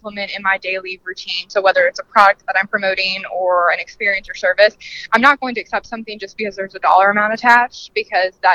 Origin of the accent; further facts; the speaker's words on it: Lexington, Kentucky, United States; I'm from Lexington, Kentucky